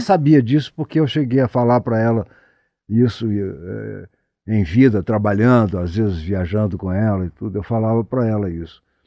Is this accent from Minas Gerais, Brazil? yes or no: yes; Ponte Nova, Minas Gerais, Brazil; moved away; also born or lived in Ouro Preto; tive a oportunidade de, de vê-la na minha cidade natal. Ela fez um show lá em Ponte Nova